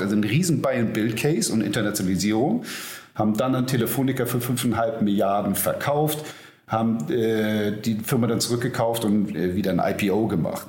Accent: Hamburg, Germany; ich bin Hamburger Jung, 47 ähm, Jahre alt

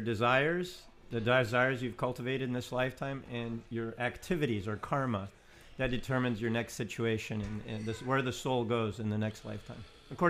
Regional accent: Southern California, United States; accent: Southern California; Southern California.

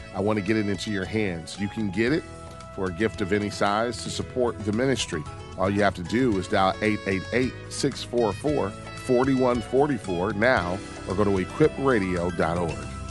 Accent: Detroit, Michigan, United States; I grew up in Detroit, the Motor City

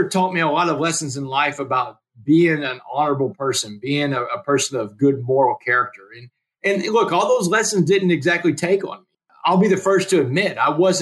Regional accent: Port Arthur, Texas, United States; I'm in prison in Beaumont. I grew up in Port Arthur, neighboring towns

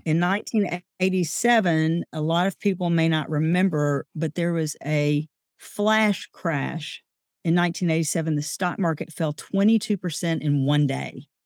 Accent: Pine Bluff, Arkansas, United States; moved away as an adult; also born or lived in Jonesboro, Arkansas; now in Hot Springs, United States; Growing up in a small town is one of those rare privileges that we have. So, I came from Pine Bluff, Arkansas.

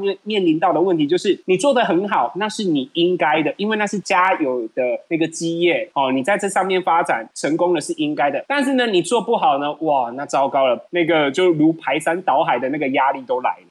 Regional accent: Yunlin County, Taiwan; also born or lived in Japan; 我来自于云林，那我的家族呢，四代七十五年从事那个猪肉制品

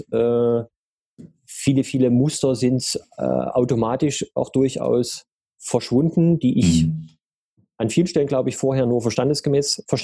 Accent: Dresden, Saxony, Germany; Also ich komme äh, gebürtig äh, aus Sachsen, um genau zu sein, aus dem schönen Dresden.

